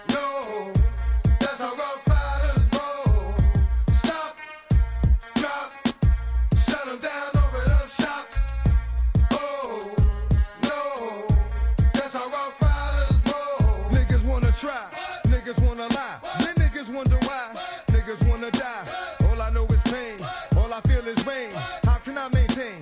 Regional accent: Rahway, New Jersey, United States; now in Jersey Shore, United States; growing up in Rahway, you know, Rahway was predominantly black

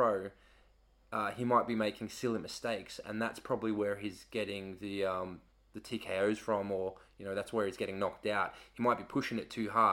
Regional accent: Australia; now in England; I'm from Australia.

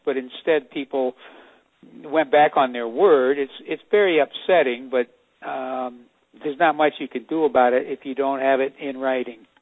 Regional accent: El Cerrito, California, United States; my hometown of El Cerrito

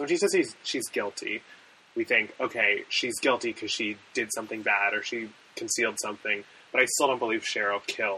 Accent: Canada; we're Canadian.

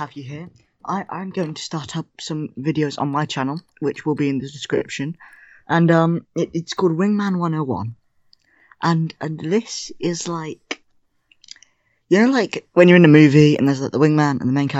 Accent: England, United Kingdom; I don't come from Germany. I'm English, but I was posted there.

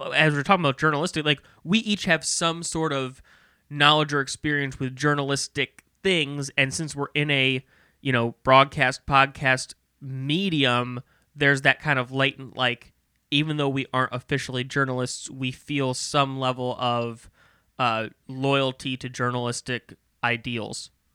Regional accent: Maryland Heights, Missouri, United States; I grew up in Maryland Heights.

